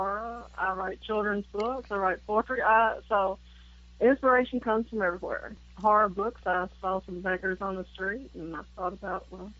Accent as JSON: {"language": "English", "region": "Tennessee", "country": "United States", "tie": "born or raised there", "said": "I was born in Tennessee, and I'm still here."}